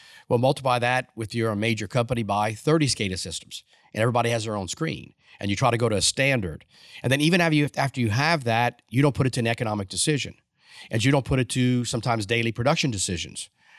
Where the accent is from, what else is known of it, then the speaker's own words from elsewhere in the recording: Louisiana, United States; I graduated from the University of Louisiana in Lafayette. I'm Cajun born, South Louisiana.